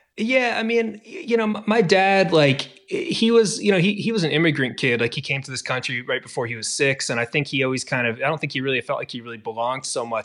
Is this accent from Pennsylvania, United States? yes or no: no; Williamsburg, Virginia, United States; also born or lived in Charlottesville / Richmond; we grew up in Williamsburg, Virginia